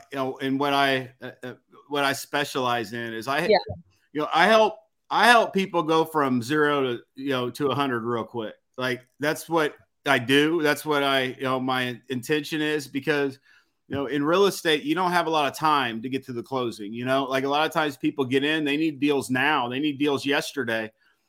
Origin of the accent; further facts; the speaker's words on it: Missouri, United States; And I came from Missouri. I didn't know anybody here. I talk like a country redneck